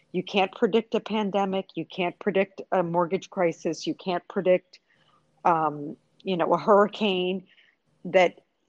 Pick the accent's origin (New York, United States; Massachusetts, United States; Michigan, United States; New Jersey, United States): New York, United States; also born or lived in Virgin Islands; now in Puerto Rico; Well, I've lived in Puerto Rico 31 years, but I was originally from New York, lived in other Caribbean islands, the Virgin Islands